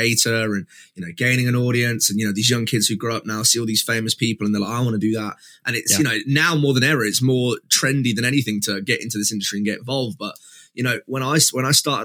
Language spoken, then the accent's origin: English; East Midlands, United Kingdom; I am from the East Midlands in the UK.